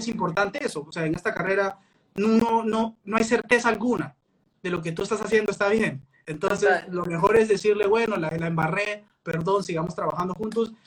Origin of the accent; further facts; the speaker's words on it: Peru; now in Colombia; soy peruano, acabo de llegar